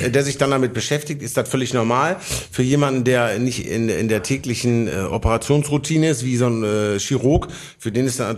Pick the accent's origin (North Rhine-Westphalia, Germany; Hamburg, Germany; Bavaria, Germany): North Rhine-Westphalia, Germany; Oberhausen; Also für jemanden, der nicht aus Bottrop kommt, ich komme aus Oberhausen, ich kenne Oberhausen genauso gut wie Bottrop, ungefähr gar nicht.